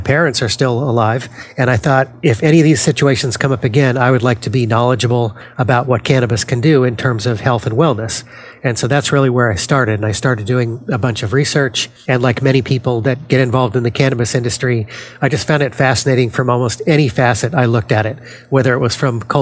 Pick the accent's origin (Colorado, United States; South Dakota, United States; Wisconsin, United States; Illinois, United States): Colorado, United States; Denver; now in New Jersey, United States; born and raised in Denver, Colorado